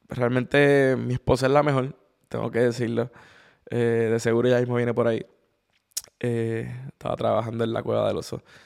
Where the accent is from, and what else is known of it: Puerto Rico; now in Madrid, Spain